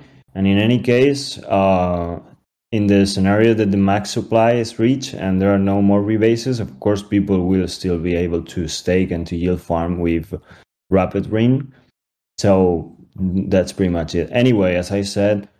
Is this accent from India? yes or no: no; Spain; We're from Spain, most of us.